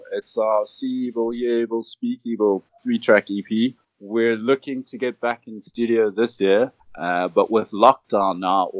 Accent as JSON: {"language": "English", "town": "Cape Town", "region": "Western Cape", "country": "South Africa", "said": "We're from Cape Town, South Africa."}